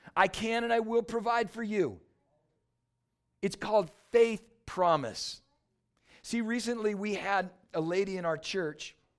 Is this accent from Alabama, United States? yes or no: no; San Diego, California, United States; now in Michigan, United States; I grew up in San Diego, California